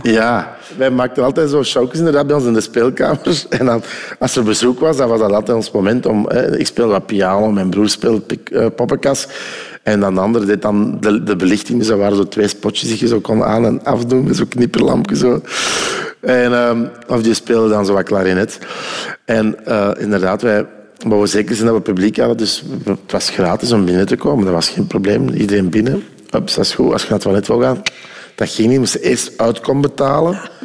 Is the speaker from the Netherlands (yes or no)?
no; Ghent, Flanders, Belgium; also born or lived in Oostelo (uncertain ASR); bij ons in Gent lag de Scheldenarm